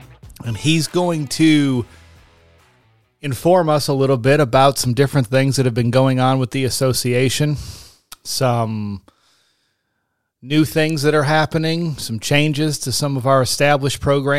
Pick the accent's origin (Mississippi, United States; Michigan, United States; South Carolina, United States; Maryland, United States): South Carolina, United States; Pawleys Island; No, I am from Pawleys Island and not Myrtle Beach.